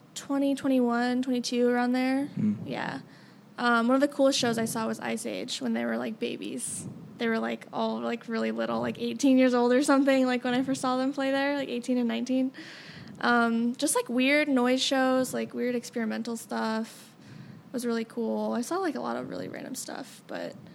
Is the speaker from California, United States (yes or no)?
no; Denver, Colorado, United States; moved away as an adult; now in Kansas City, United States; I lived in the suburbs, so it was like very suburban life, like very boring childhood.